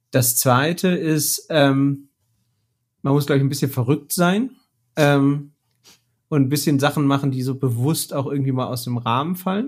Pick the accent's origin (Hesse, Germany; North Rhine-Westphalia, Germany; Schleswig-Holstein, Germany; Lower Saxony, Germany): North Rhine-Westphalia, Germany; Bochum; ich komme aus dem Ruhrgebiet. Ich bin in Bochum geboren, habe hier Mathe studiert